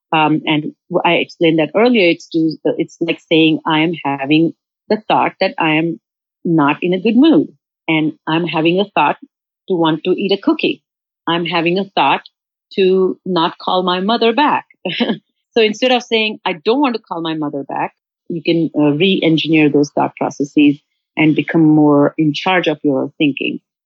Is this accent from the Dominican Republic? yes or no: no; India; now in United States; I'm from India